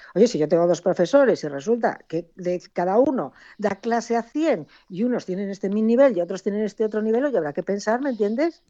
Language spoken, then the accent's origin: Spanish; Cáceres, Extremadura, Spain; now in Galicia, Spain; Yo soy de Cáceres